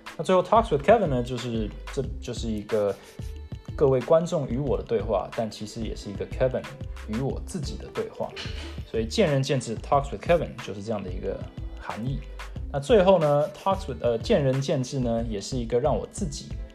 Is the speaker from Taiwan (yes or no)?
yes; Taiwan; moved away as an adult; also born or lived in Seattle, United States; now in United States; 我是在美国出生，台湾长大，从小呢是在台湾从小学一路读到了高中毕业，才回到美国